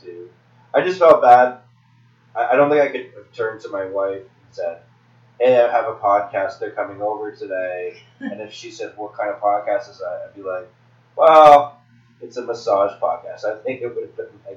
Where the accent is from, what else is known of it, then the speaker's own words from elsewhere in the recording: Texas, United States; I'm a Texan